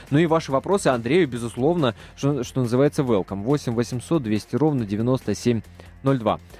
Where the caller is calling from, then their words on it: Omsk, Omsk Oblast, Russia; Да, я дозвонился из Омска.